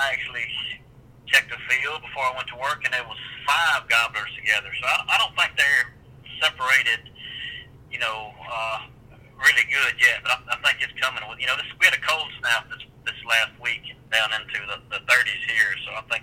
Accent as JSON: {"language": "English", "region": "central Mississippi", "country": "United States", "said": "I'm from central Mississippi. I live about 30 miles south of Jackson."}